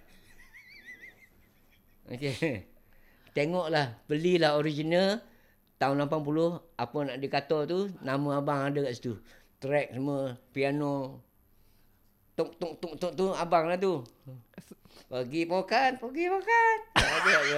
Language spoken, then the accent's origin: Malay; Kelantan, Malaysia; moved away; also born or lived in Johor; aku orang Kelantan